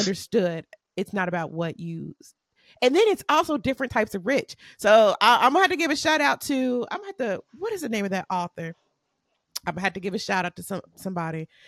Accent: United States; I'm American

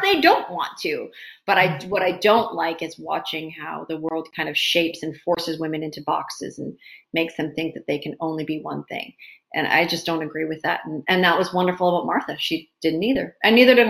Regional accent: Maple Ridge, British Columbia, Canada; also born or lived in Hong Kong; I grew up in Maple Ridge, is a predominantly white, you know, place to grow up.

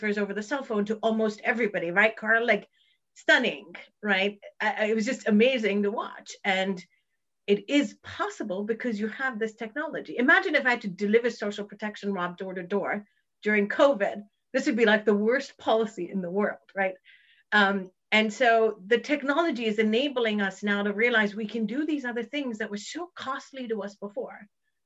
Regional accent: Kenya; I'm actually Kenyan

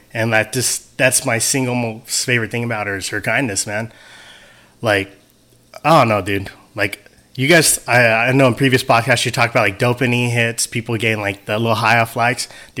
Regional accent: United States; Hell yeah, man. Being American and having a good dad.

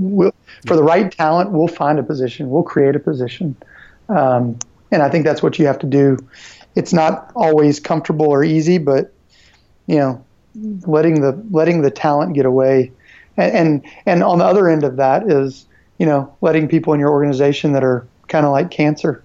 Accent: Nashville, Tennessee, United States; I'm originally from Nashville and then moved away uh, to go to college and then moved back

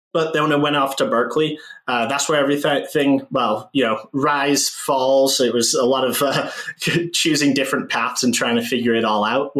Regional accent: just outside of Boston, Massachusetts, United States; When I moved to the States, I was about 3 years old when we moved out here. So I grew up mostly just outside of Boston

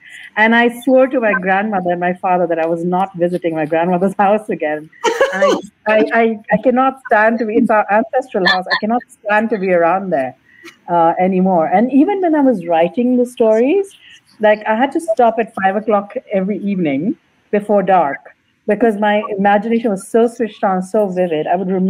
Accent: Kuwait; But in brief, I was I grew up and lived in Kuwait for a long time.

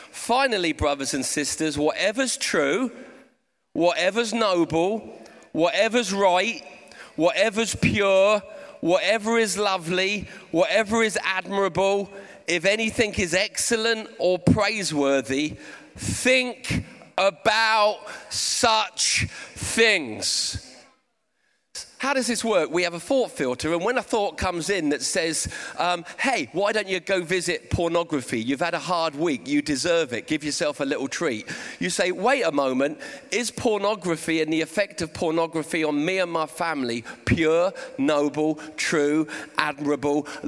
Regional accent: Portsmouth, South East England, United Kingdom; I've got a bit of a speech impediment and I'm from Portsmouth

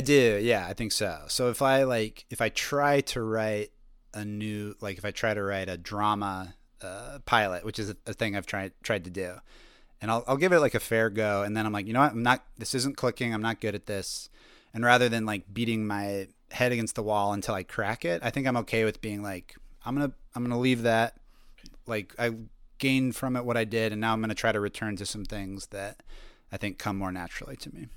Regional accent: Colorado, United States; moved away as an adult; now in Brooklyn, United States; I grew up in Colorado

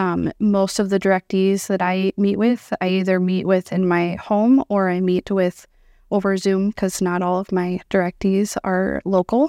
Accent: Iowa, United States; moved away as an adult; now in Sioux Falls, United States; born and raised in Iowa

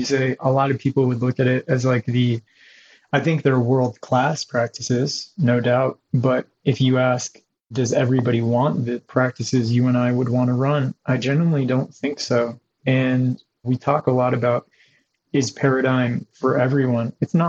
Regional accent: California, United States; also born or lived in Africa / Haiti / Canada; I was born outside of the country. I was born in Africa, parents from different cultures, but I grew up a few places. I grew up in Haiti and Canada and then Southern California.

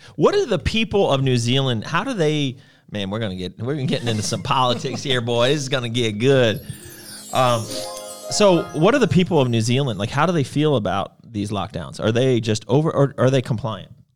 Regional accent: United States; we're American

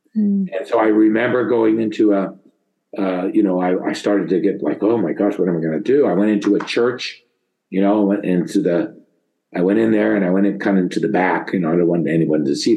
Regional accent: St. Helena, California, United States; I was born and initially raised in St. Helena, California

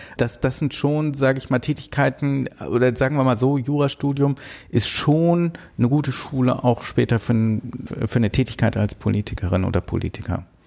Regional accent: Bonn, North Rhine-Westphalia, Germany; ich bin in Bonn geboren, aber für Rheinländer quasi schon Migrantenkind, weil meine Eltern aus Berlin nach Bonn gezogen sind

